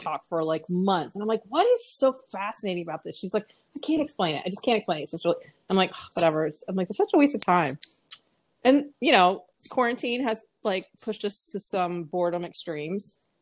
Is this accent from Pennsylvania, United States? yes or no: yes; Pennsylvania, United States; moved away; also born or lived in Texas; I grew up in Pennsylvania